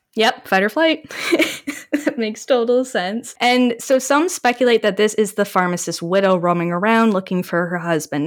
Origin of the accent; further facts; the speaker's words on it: Canada; being Canadian